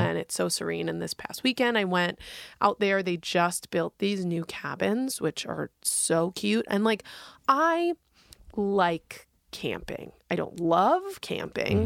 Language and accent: English; New York, United States; now in Oregon, United States; I come from New York